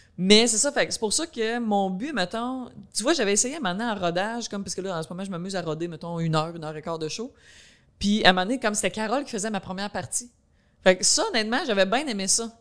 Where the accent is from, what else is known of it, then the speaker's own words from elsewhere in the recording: Quebec, Canada; accent: countryside accent; j'ai un accent comme, tu sais, je viens de la campagne